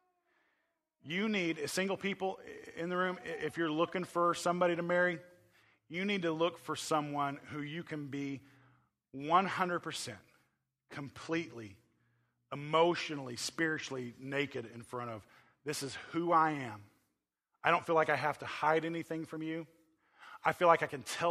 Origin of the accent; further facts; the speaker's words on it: Oklahoma, United States; I'm from Oklahoma